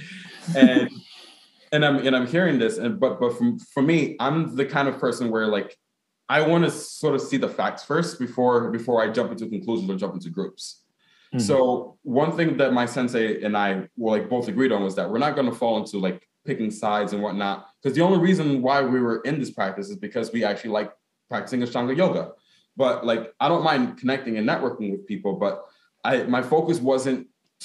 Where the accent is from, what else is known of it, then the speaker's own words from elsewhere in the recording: Newark, New Jersey, United States; as a Ghanaian American, in the sense that I was born in Newark, because my mom and my dad were born in Ghana